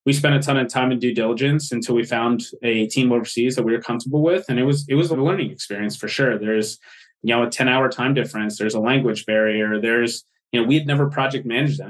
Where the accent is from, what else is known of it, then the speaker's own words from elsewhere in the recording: outside Philadelphia, Pennsylvania, United States; I grew up outside the Philadelphia area